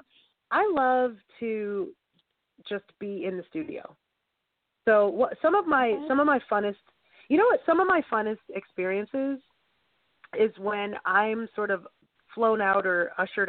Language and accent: English; New York, United States; I'm from New York